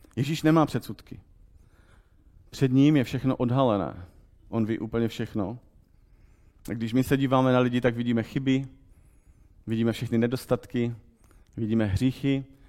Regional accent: Czechia; my jako Češi

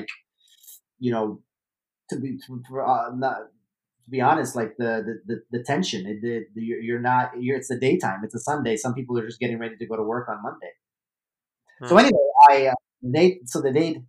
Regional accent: New York City, New York, United States; I was born and raised in Brooklyn

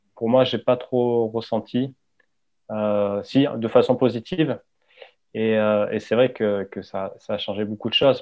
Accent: Hossegor, Nouvelle-Aquitaine, France; J'ai grandi au Segor

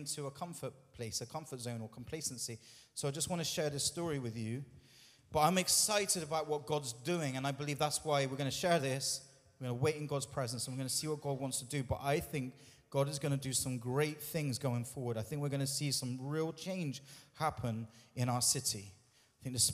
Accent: United Kingdom

